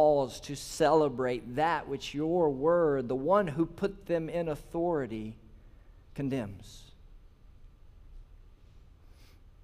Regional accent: Holly Springs, Mississippi, United States; I'm from Sladen, Holly Springs, Mississippi, so north of here, and I was a teenager in Sladen Baptist Church

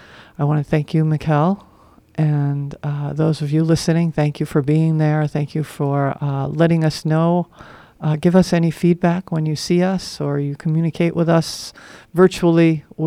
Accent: Northeast, United States; I grew up in the Northeast, so we had a lot of lighthouses, and they were always like this.

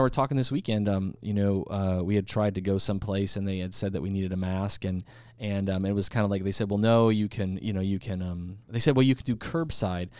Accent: United States; I'm an American, I love America, and I'm proud to be an American

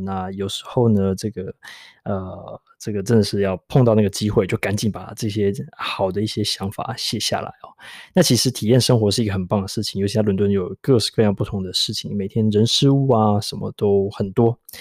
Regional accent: Taipei, Taiwan; now in London, United Kingdom; 我是台北来的

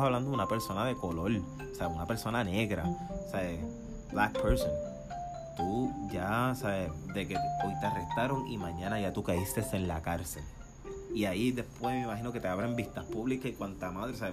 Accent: Puerto Rico; moved away as an adult; now in United States; soy de Puerto Rico

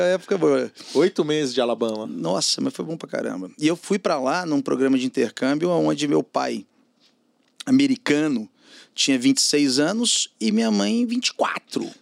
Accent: Belo Horizonte, Minas Gerais, Brazil; moved away as an adult; now in São Paulo, Brazil; eu sou mineiro, né, cara, Belo Horizonte.

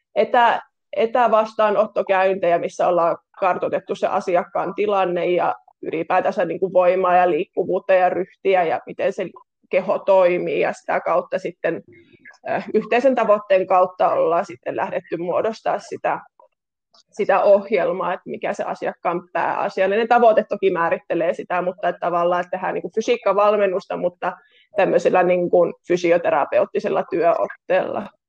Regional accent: Kitee, North Karelia, Finland; now in Lappeenranta, Finland; olen kotoisin Kiteeltä tuota Pohjois-Karjalasta ja tällä hetkellä asun täällä Lappeenrannassa

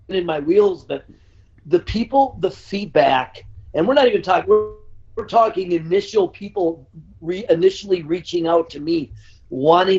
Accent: Eagan, Minnesota, United States; also born or lived in Philadelphia, Pennsylvania; I was born in South Philadelphia, and we moved to Minnesota, thank the Lord. When I was a young lad, I was like 6 years old or whatever I was, and grew up in a town called Egan, Minnesota

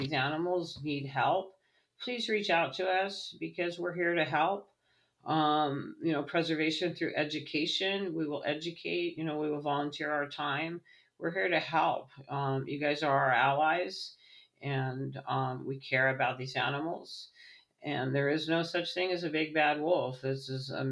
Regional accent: Redondo Beach, California, United States; moved away as an adult; now in Virginia, United States; I'm from Redondo Beach

